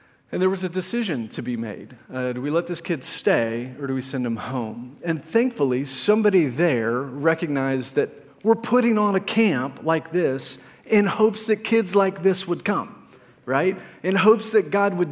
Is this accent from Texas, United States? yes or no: yes; Plano, Texas, United States; I grew up in Plano